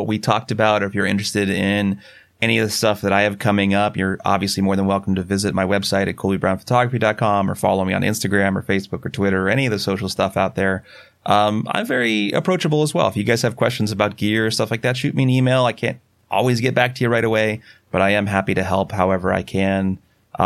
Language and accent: English; Sierra Nevada mountains around Yosemite, California, United States; moved away; also born or lived in Boulder, Colorado; I grew up in the Sierra Nevada mountains around Yosemite